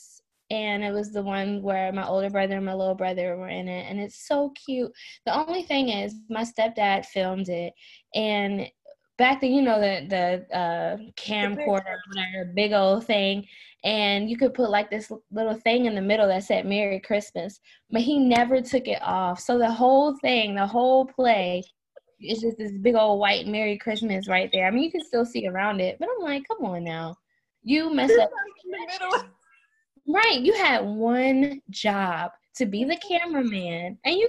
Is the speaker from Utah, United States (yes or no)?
no; Maryland, United States; moved away; I'm originally from Maryland